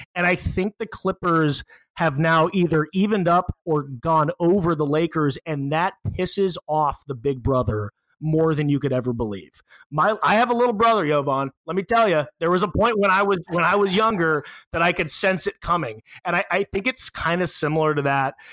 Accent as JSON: {"language": "English", "town": "Los Angeles", "region": "California", "country": "United States", "said": "I'm from Los Angeles"}